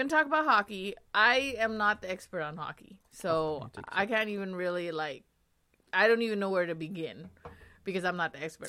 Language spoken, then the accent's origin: English; California, United States; now in Las Vegas, United States; I'm originally from California.